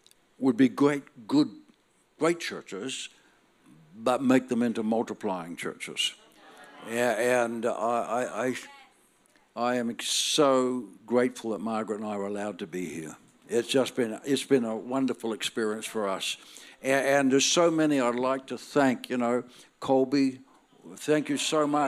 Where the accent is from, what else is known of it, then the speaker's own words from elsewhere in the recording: Northern Ireland, United Kingdom; now in Australia; I'm born in Northern Ireland. That makes me Irish.